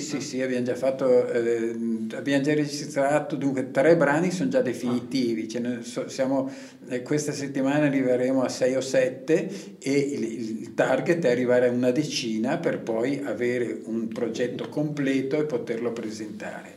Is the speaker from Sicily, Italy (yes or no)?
no; Valle di Scalve, Lombardy, Italy; dalle mie parti